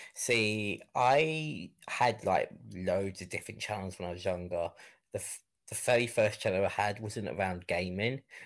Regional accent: Kent, South East England, United Kingdom; I grew up in an area called Kent

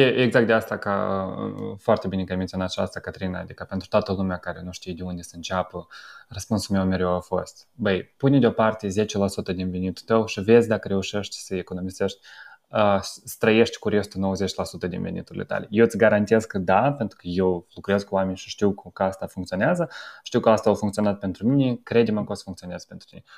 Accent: Moldova; now in Romania; noi care venim din Republica Moldova

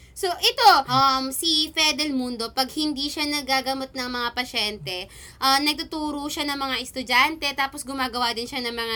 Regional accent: Philippines; Hoy! Pinoy ako!

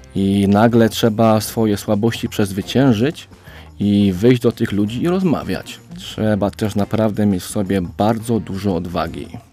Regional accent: Oświęcim, Lesser Poland, Poland; mam 29 lat i pochodzę z Oświęcimia

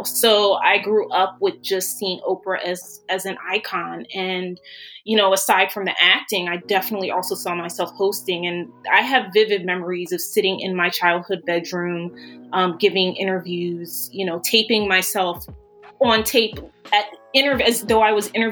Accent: Philadelphia, Pennsylvania, United States; I'm from Philadelphia

